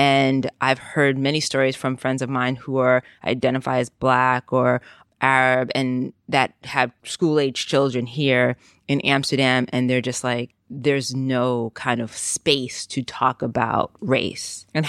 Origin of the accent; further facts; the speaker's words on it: Jamaica; think was part of my childhood as being raised in a Caribbean community, is like, we're not Americans. We are Jamaican and we are here.